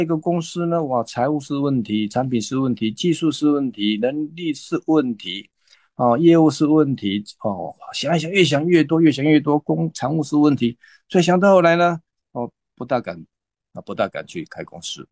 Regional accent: Taipei, Taiwan; 那我是来自台北的

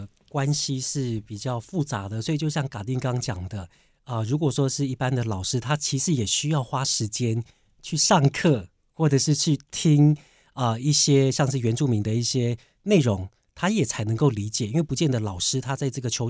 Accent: Taiwan; 我今天就像说我自己部落，我从啊、部落长大啊呃出来社会，我主语也很差。那为什么？因为我们从小大家讲是我们要学学中文嘛

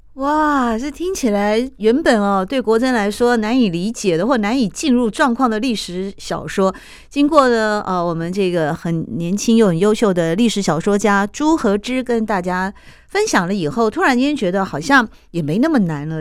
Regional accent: Taiwan; 我也是台湾出生啊，台湾长大呀，但我的爸爸是从中国大陆来的啊，我们又叫做外省第二代嘛

